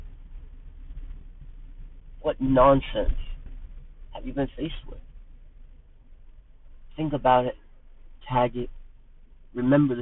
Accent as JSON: {"language": "English", "country": "United States", "said": "I'm an American myself"}